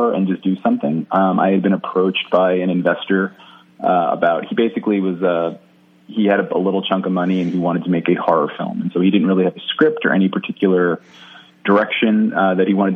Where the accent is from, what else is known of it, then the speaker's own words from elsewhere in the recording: Jersey City, New Jersey, United States; I'm from Jersey City originally, which is like right outside New York City